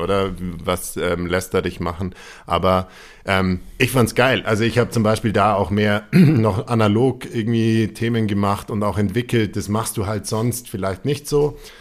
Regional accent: Allgäu, Bavaria, Germany; ich bin aus dem Allgäu

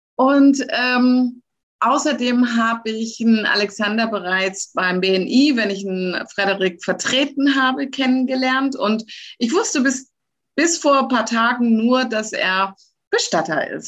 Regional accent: Lower Saxony, Germany; moved away; ich komme ja aus Niedersachsen

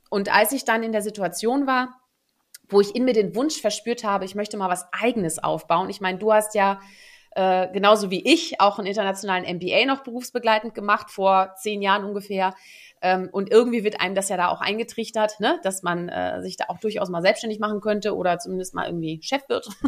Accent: Netherlands; moved away; also born or lived in Germany; ich gebürtige Niederländerin bin

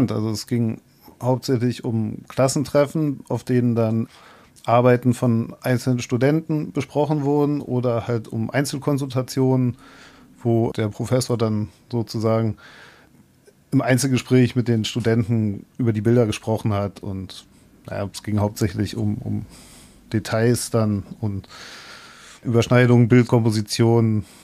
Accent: Berlin, Germany; ich bin ja aus Berlin übergesiedelt und als ich hergekommen bin, habe ich natürlich schon gedacht, dass man nach dem Studium dann eventuell auch wieder zurückgeht.

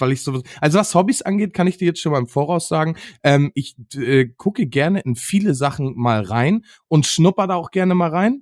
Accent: Northern Germany, Germany; hier bei uns in Norddeutschland

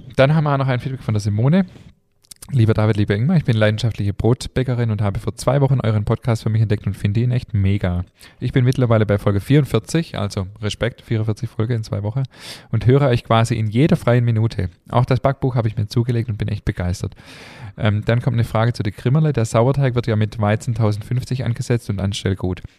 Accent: Germany; wir sind hier in Deutschland geboren

